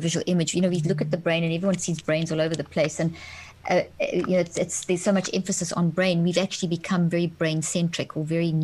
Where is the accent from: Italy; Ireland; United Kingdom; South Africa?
South Africa; moved away; also born or lived in Zimbabwe; I grew up in South Africa, born in Zimbabwe, grew up in South Africa